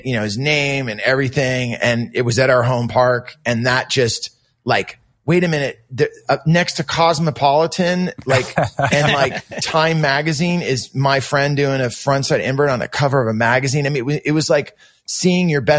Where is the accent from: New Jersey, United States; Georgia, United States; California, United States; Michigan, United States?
California, United States; Santa Cruz; also born or lived in San Jose; I was still living with my mom and growing up in Santa Cruz